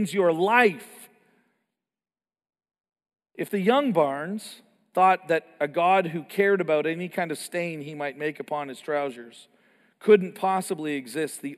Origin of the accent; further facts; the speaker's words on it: Canada; I grew up in Canada